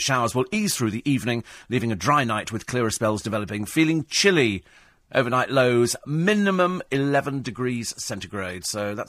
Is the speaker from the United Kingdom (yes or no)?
yes; United Kingdom; we all managed to get through because we're British. We work in London.